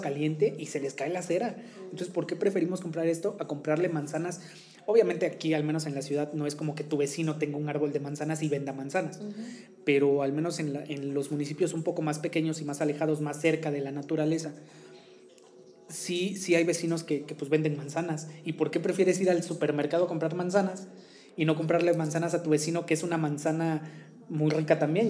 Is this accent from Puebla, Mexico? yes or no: yes; Tehuacán, Puebla, Mexico; en mi ciudad de origen, la hermosa ciudad de Tehuacán, mm. Puebla